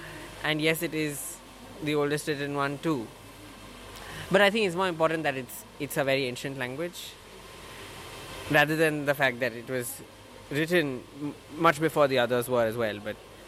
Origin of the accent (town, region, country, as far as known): Mumbai, Maharashtra, India; moved away as an adult; now in Oxford, United Kingdom